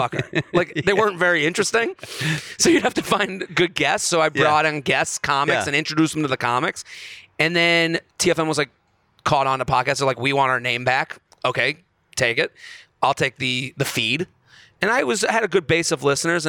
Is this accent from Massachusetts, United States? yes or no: yes; Boston, Massachusetts, United States; growing up in Boston